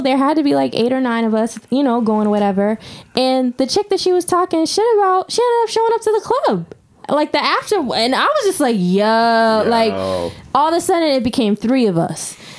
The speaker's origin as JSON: {"language": "English", "town": "Dorchester", "region": "Massachusetts", "country": "United States", "said": "Like, I'm really from Dorchester."}